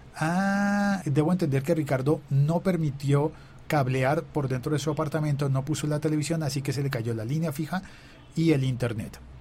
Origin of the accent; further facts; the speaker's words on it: Bogotá, Colombia; yo me siento muy bogotano